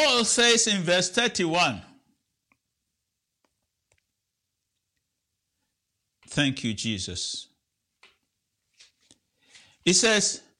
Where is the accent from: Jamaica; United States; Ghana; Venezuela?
Ghana; moved away; I'm from Ghana, and back home when I was a child, we used to go to the farm